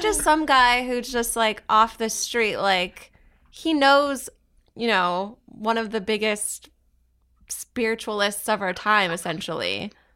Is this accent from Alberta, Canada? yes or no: no; Southern Ontario, Canada; growing up in Southern Ontario and, you know, in Canada